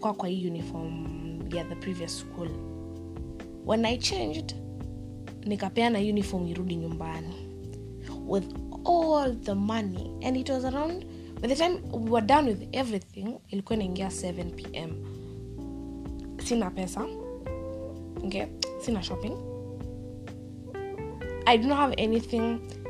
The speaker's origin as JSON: {"language": "English", "region": "Nairobi", "country": "Kenya", "also_born_or_lived": "Mombasa", "said": "I'm from Nairobi, people there are from Mombasa, the coastal region, Kwale, Kilifi, Malindi, Kokote. Then mimi, I'm from Umoja"}